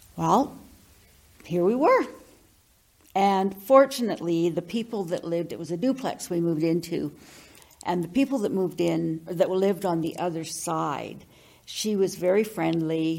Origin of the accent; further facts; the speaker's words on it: Victoria, British Columbia, Canada; moved away as an adult; now in Fort St. John, Canada; born and raised in Victoria, lived there all of my years until uh, I uh, got married